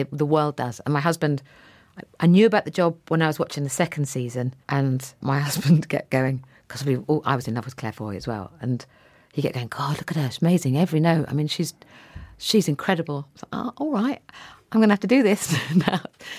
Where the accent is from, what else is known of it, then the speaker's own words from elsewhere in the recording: East of England, United Kingdom; Now I'm from North Norfolk.